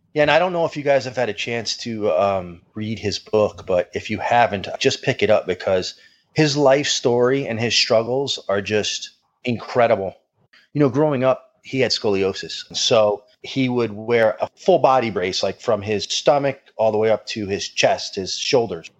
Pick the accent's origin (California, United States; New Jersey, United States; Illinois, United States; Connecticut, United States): Connecticut, United States; Fairfield; I grew up in Fairfield, Connecticut.